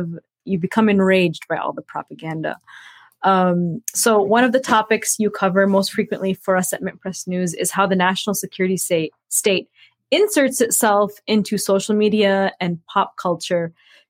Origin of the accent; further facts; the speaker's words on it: United States; I was born and raised here in America and living in a post 9/11 world, the U.S. military tried to recruit young Muslims like myself